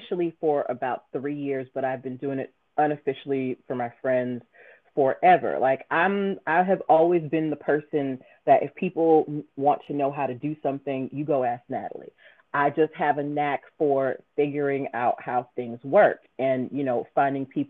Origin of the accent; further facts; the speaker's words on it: Boston, Massachusetts, United States; now in Maryland, United States; I am originally from Boston, but I live in Maryland